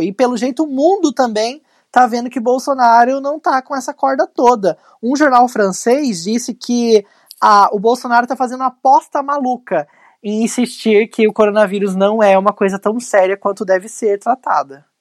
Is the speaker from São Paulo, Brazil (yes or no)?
yes; São José dos Campos, São Paulo, Brazil; lá na minha cidade, São José dos Campos